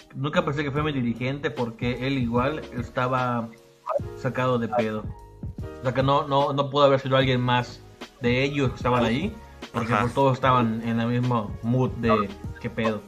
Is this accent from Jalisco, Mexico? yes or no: no; Yucatán, Mexico